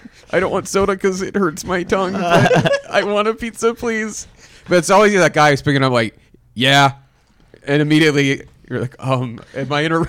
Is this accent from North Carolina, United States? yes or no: no; Pittsburgh, Pennsylvania, United States; Pittsburgh? Yeah.